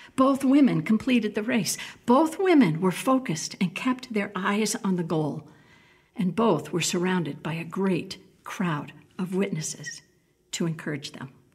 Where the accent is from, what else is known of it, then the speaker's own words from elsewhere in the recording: New England, United States; moved away as an adult; growing up in New England